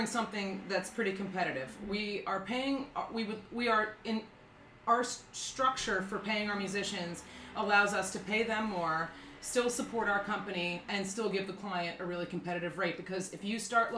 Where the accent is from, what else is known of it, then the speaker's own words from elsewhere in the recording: Philadelphia, Pennsylvania, United States; I grew up in Manayunk.